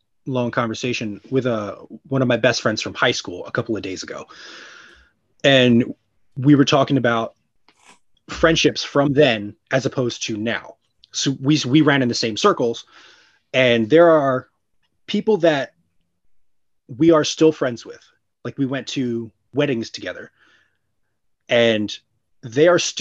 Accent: New Jersey, United States; moved away as an adult; now in New York City, United States; I grew up in South Jersey. That's where all of that happened. Like, I moved out of there 2 years ago.

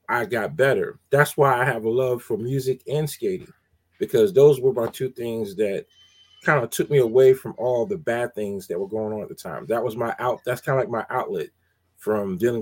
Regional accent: College Park, Georgia, United States; I grew up in College Park, Georgia, and DJ at a place called Skate Town

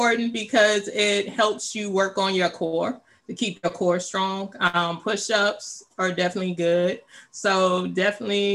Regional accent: Louisiana, United States; moved away as an adult; also born or lived in Dallas, Texas / Washington, District of Columbia, United States / Virginia; now in Maryland, United States; I'm originally from Louisiana, went to college in Dallas. I moved to the DMV area in 2003. I've been here ever since.

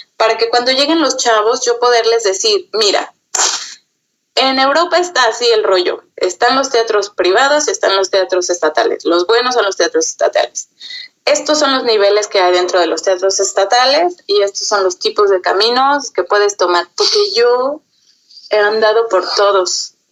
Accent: Mexico; moved away as an adult; also born or lived in Sweden / Germany / Austria; now in Vienna, Austria; yo como mexicana obviamente tengo, tengo una, una identificación y un amor por México y por mi gente bastante grande

